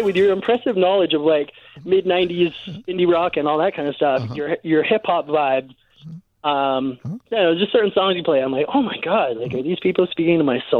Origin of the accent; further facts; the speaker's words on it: New Hampshire, United States; now in Florida, United States; I'm from New Hampshire.